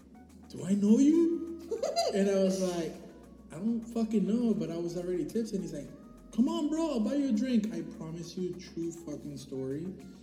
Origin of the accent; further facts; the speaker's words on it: Miami, Florida, United States; I was born there in the hospital.